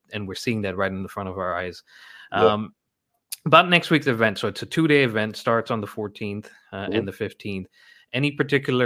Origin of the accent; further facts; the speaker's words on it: Ghana; moved away as an adult; now in United States; I grew up in West Africa in Ghana